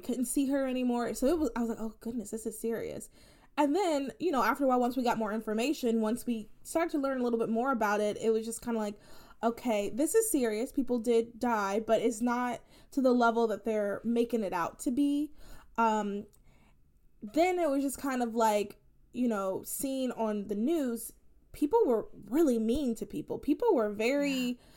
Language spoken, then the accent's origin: English; United States; And I was born in the soil. I'm an American.